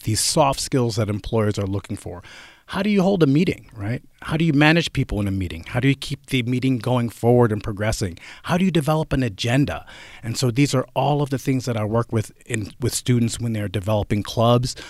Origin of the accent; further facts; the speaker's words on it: central New Jersey, United States; moved away as an adult; also born or lived in Indiana / North Carolina; now in Oregon, United States; growing up in New Jersey, I'm from central New Jersey